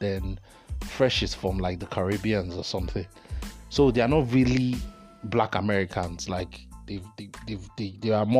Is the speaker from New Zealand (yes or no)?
no; Nigeria; I'm Nigerian